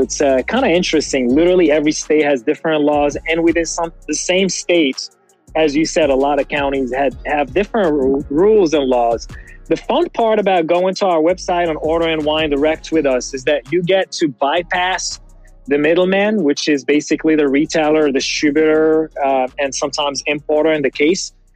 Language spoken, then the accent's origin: English; Morocco; first language French; English is a second language; now in United States; I grew up in Morocco